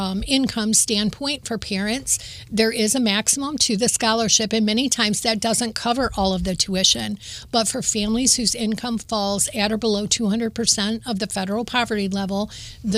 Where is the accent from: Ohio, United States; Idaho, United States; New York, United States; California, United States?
Ohio, United States; Toledo; I was born and raised in Toledo